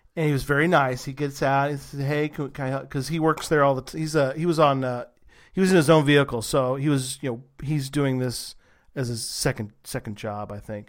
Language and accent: English; Texas, United States; I'm from Texas